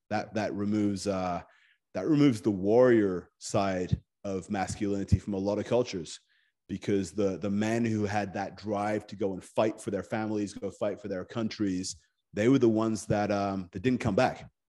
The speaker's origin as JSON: {"language": "English", "region": "Scotland", "country": "United Kingdom", "tie": "born or raised there", "also_born_or_lived": "Japan", "moved": "as an adult", "said": "I grew up in Scotland."}